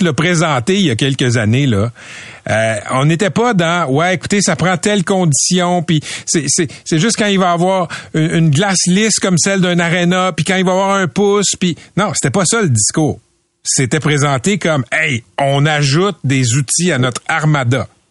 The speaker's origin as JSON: {"language": "French", "town": "Laval", "region": "Quebec", "country": "Canada", "tie": "born or raised there", "said": "j'ai j'ai grandi à Laval, je suis à Fabreville"}